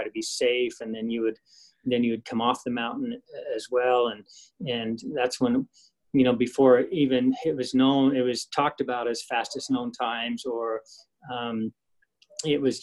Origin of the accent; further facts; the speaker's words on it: Idaho, United States; I grew up in Idaho, on the Idaho side of the Tetons